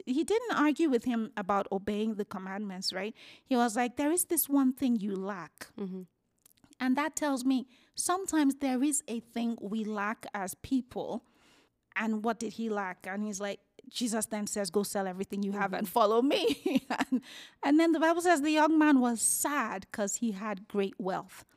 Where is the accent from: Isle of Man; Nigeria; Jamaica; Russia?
Nigeria; moved away as an adult; also born or lived in United Kingdom; now in Calgary, Canada; born and raised in Nigeria. I moved to the UK in my 20s and I moved here in my 30s.